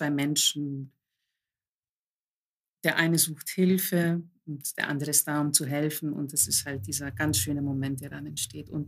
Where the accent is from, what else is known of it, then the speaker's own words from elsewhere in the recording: Greece; mein Hintergrund ist, ich bin Griechin, griechische Eltern und ich wurde immer so erzogen